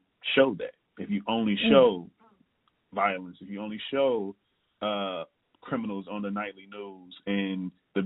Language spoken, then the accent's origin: English; Jackson, Tennessee, United States; now in Chicago, United States; from Jackson, Tennessee, currently living in Chicago, Illinois